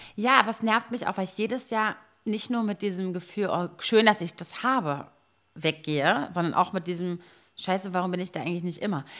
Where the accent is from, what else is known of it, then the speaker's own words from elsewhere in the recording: Berlin, Germany; als Berliner Girl, Göre